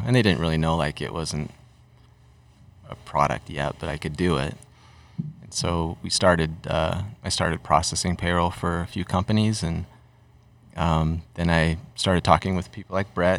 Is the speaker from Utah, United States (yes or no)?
yes; Utah, United States; also born or lived in Massachusetts; I'm from Utah too